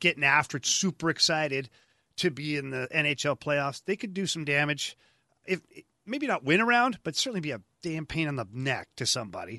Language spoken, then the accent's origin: English; Ottawa, Ontario, Canada; moved away; go back to Ottawa, uh, my hometown.